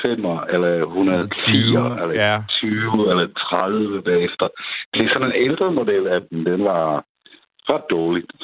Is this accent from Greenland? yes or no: no; Czechia; now in Denmark; fordi jeg kommer selv fra Tjekkiet